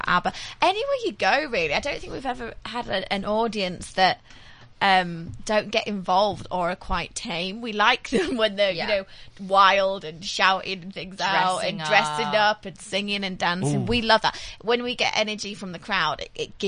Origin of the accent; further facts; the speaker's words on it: near Leeds, Yorkshire and the Humber, United Kingdom; I'm from the north, near Leeds.